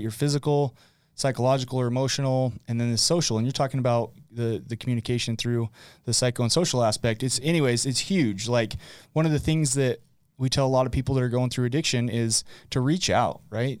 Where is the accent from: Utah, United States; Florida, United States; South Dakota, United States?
Utah, United States; West Point; also born or lived in Arizona; born and raised in West Point, West Point, Utah